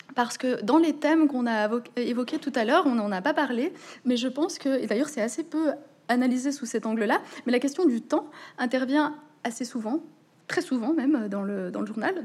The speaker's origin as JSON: {"language": "French", "country": "Switzerland", "said": "je suis suissesse et donc c'est comme ça qu'on parle encore en Suisse"}